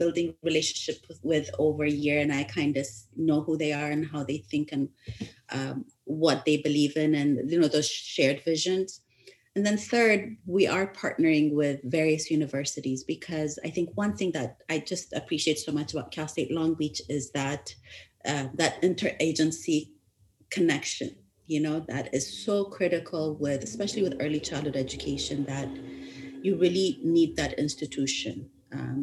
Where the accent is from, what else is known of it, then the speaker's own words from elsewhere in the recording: Ethiopia; moved away; I grew up in Ethiopia, I was born in Ethiopia, but my education abroad